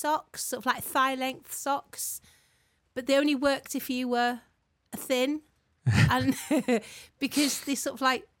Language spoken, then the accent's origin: English; North Wales, United Kingdom; born or raised there; also born or lived in Leeds